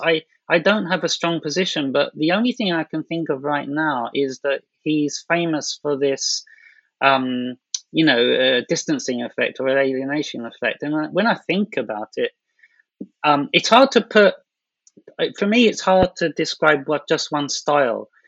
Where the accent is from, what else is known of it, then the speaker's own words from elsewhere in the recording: London, United Kingdom; moved away as an adult; now in Japan; I'm from London